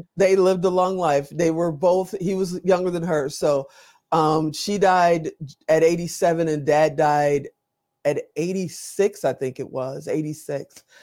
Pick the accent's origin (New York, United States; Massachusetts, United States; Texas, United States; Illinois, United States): Illinois, United States; Chicago; also born or lived in Gary, Indiana; I grew up on the south side of Chicago